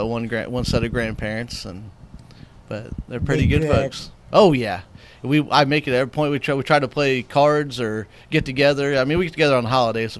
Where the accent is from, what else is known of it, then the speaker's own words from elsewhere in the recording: White Hall, Illinois, United States; That's where I'm from.